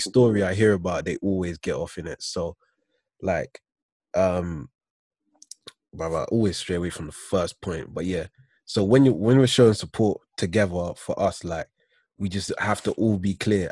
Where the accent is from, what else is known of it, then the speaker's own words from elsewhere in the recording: United Kingdom; also born or lived in United States; I'm British